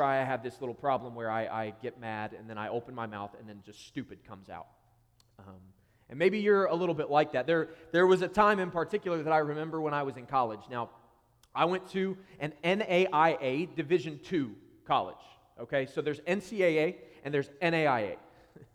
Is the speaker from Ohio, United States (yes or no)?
yes; Columbus, Ohio, United States; moved away as an adult; now in Columbus, United States; I am recently a church planter to Columbus, Ohio, which is my hometown. It's where I grew up.